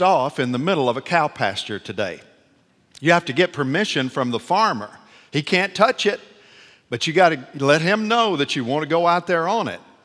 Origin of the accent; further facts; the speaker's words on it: Nashville, Tennessee, United States; I'm from Nashville, Tennessee